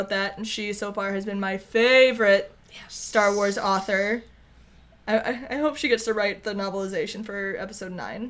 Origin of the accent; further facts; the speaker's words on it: United States; we're American